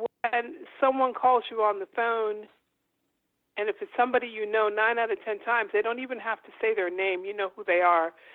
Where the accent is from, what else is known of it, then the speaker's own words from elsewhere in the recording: New York City, New York, United States; I was born in Harlem, Harlem Hospital to be exact